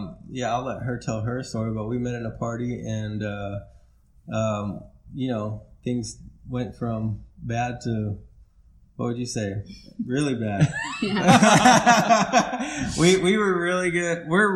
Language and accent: English; South Africa; born there; also born or lived in Mexico / United States; But we moved around a lot. I was born in South Africa. I lived in Mexico for a couple of years, and then in between all that, we moved in different parts of the States.